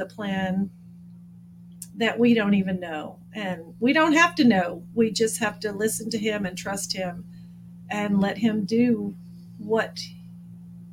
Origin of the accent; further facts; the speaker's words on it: Abilene, Texas, United States; now in San Antonio, United States; I'm from Abilene, Texas, originally. I've actually lived in the San Antonio area longer than I lived in Abilene.